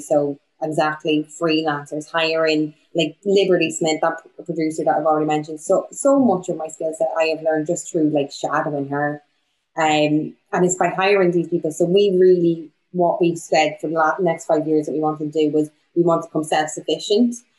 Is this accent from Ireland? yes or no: yes; Bundoran, Ulster, Ireland; now in Bristol, United Kingdom; I'm from Donegal. I'm from Bundoran